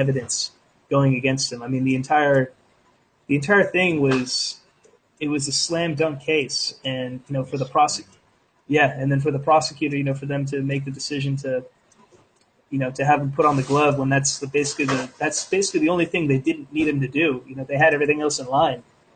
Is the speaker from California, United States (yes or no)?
yes; Westlake Village, California, United States; I grew up in Westlake Village, California